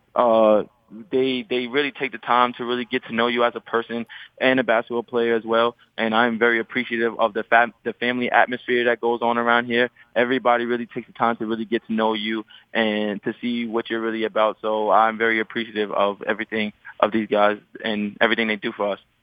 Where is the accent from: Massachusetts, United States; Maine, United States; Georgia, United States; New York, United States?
New York, United States; New York City; I grew up in Laurelton, New York. It's a small place in Queens